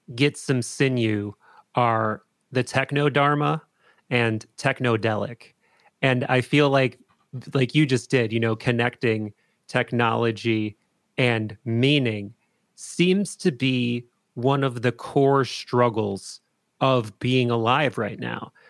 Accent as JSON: {"language": "English", "town": "Appleton", "region": "Wisconsin", "country": "United States", "tie": "born or raised there", "said": "I grew up in Appleton, Wisconsin."}